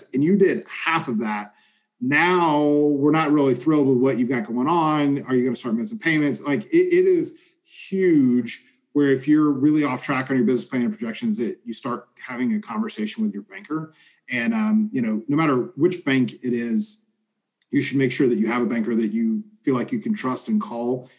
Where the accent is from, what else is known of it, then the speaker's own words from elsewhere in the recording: Southern, United States; accent: Southern; my Southern accent